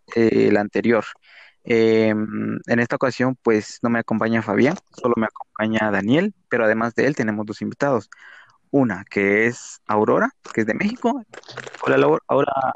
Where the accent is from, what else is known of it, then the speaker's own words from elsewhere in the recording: Guatemala; nosotros somos especialmente de Guatemala